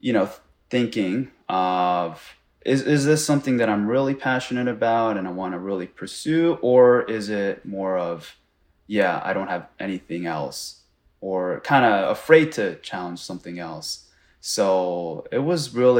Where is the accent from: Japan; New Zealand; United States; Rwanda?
Japan; moved away; where I was born in Japan